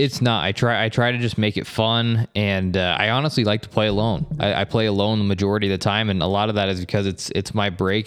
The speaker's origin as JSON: {"language": "English", "town": "Estes Park", "region": "Colorado", "country": "United States", "tie": "born or raised there", "also_born_or_lived": "Bay Area, California", "moved": "yes", "lives_now": "St. George, United States", "said": "I grew up in Colorado, in Estes Park, Colorado"}